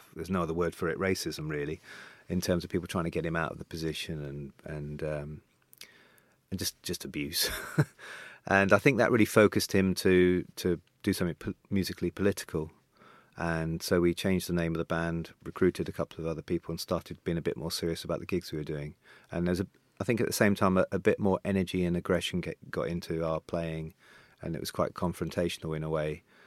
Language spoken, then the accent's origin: English; Devon, South West England, United Kingdom; also born or lived in St. John's, Newfoundland, Canada; I went to school in, in Devon